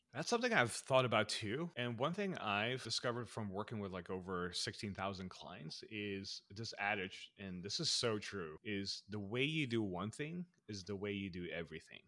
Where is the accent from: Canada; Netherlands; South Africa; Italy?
Netherlands; moved away as an adult; also born or lived in Philippines / United States; we immigrated from the Philippines to the Netherlands, where I grew up